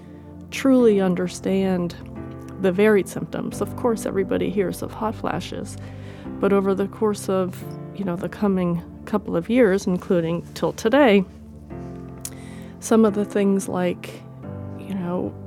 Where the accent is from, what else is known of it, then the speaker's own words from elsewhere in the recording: Connecticut, United States; moved away; also born or lived in Australia; I'm 52. I'm from Connecticut.